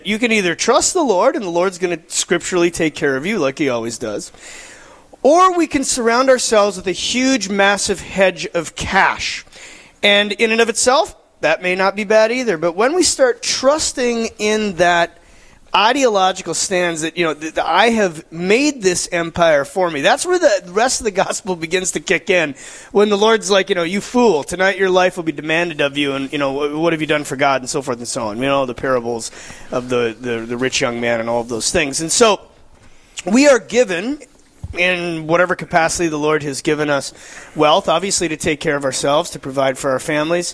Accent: Fargo, North Dakota, United States; I'm actually from Fargo.

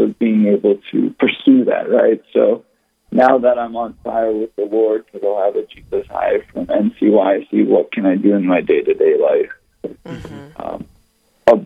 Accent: Rochester, Minnesota, United States; now in Fairmont, United States; grew up in Rochester, Minnesota, so I kind of grew up with confirmation classes

